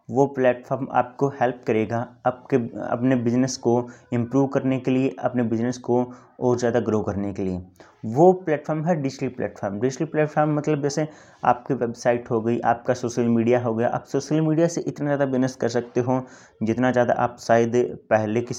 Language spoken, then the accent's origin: Hindi; Haryana, India; मैं अपने बारे में बता दूं कि मैं बेसिकली हरियाणा से हूँ